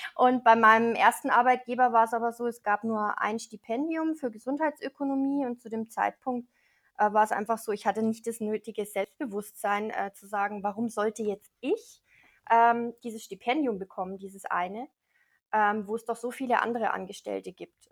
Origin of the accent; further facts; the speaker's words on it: Neumarkt in der Oberpfalz, Bavaria, Germany; ich komme aus Neumarkt, das liegt ziemlich mittig zwischen Nürnberg und Regensburg in der mhm. Oberpfalz